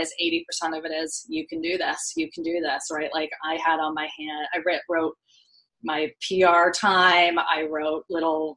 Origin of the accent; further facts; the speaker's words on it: Vermont, United States; I grew up in Vermont